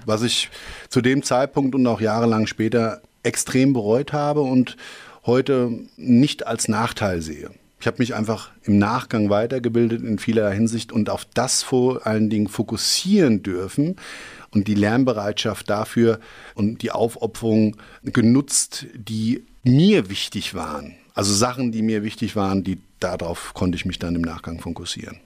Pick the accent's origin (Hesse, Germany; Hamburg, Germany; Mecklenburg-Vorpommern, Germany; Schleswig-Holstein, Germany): Hesse, Germany; Schwalbach am Taunus; aufgewachsen bin ich im Anschluss eigentlich dann doch eher in Schwalbach